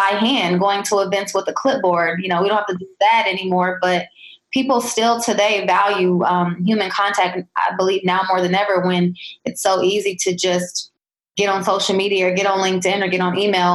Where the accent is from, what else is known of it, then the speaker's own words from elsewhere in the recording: Columbus, Ohio, United States; I'm from Columbus